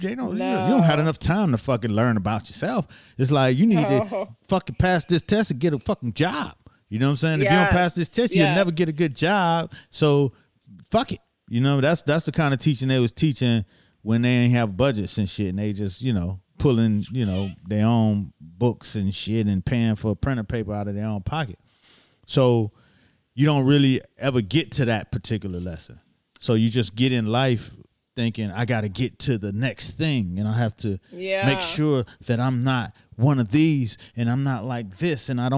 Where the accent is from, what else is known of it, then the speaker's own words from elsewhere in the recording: Miami, Florida, United States; moved away as an adult; now in New York City, United States; I came to New York. I'm from Miami